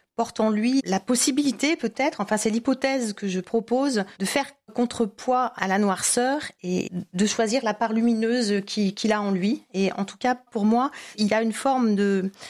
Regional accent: France; moved away; also born or lived in Tunisia; en tant que française

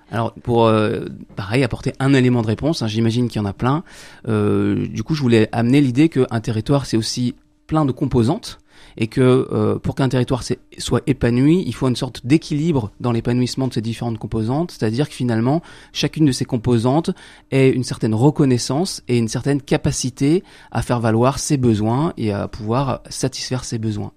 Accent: France; nous, en tant que Français

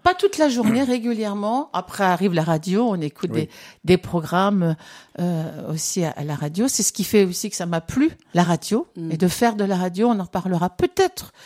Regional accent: France; je suis née en France, mais j'ai cette culture aussi de d'immigrés

